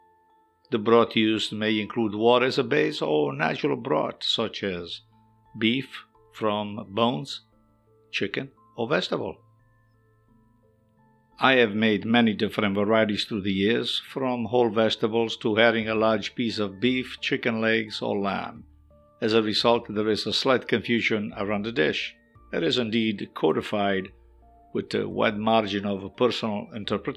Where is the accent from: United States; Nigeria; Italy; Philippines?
Italy; Growing up in Italy and cooking professionally for half a century